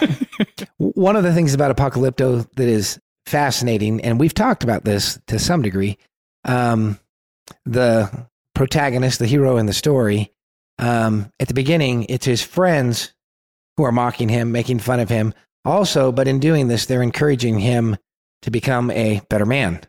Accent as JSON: {"language": "English", "region": "California", "country": "United States", "said": "We're from California"}